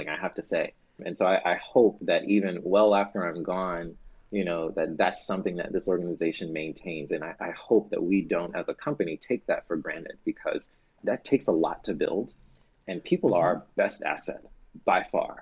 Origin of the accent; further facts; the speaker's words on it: the South, United States; as a Southerner